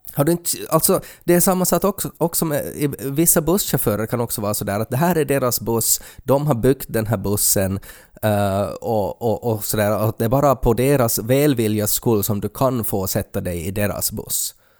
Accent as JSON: {"language": "Swedish", "country": "Finland", "said": "som finländare"}